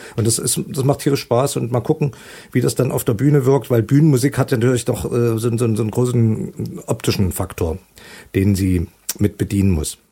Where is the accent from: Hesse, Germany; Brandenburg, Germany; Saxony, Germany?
Saxony, Germany; Leipzig; also born or lived in London; meine eigentliche Heimatstadt Leipzig